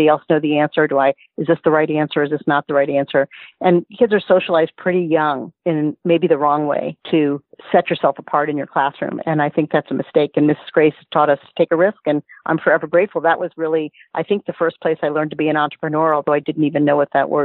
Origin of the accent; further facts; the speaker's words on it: Miami, Florida, United States; I grew up in Miami, and our schools were integrated at a young age